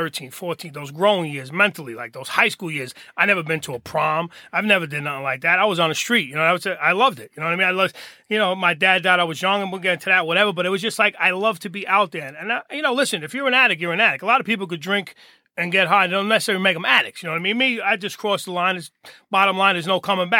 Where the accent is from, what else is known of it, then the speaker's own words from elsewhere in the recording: Hoboken, New Jersey, United States; I'm born and raised in Hoboken